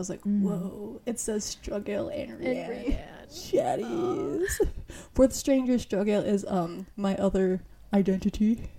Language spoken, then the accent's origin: English; New York, United States; also born or lived in Florida; I was born in Florida. And I was raised in New York. But I started in, I think, where was it? Queens, like Forest Hill, Queens.